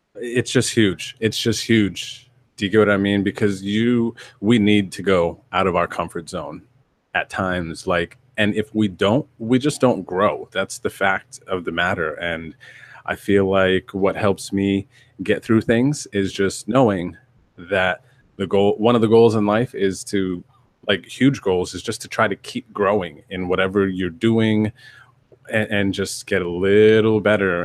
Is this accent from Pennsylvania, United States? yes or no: yes; northeastern Pennsylvania, United States; also born or lived in Yuma, Arizona / North Carolina; now in California, United States; the majority of my childhood was in northeastern Pennsylvania, but my, I was born in Yuma, Arizona